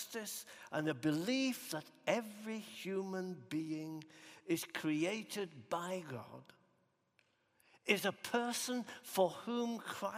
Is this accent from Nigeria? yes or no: no; Huddersfield, Yorkshire and the Humber, United Kingdom; growing up in Huddersfield in West Yorkshire